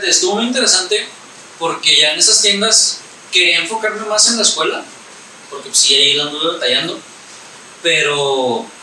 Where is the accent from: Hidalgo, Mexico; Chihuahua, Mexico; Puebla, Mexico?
Chihuahua, Mexico; Ciudad Juárez; tengo 21 años y soy de Ciudad Juárez, Chihuahua.